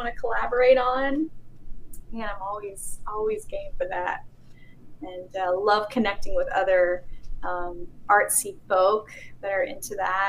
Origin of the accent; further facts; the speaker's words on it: Texas, United States; I'm from Texas.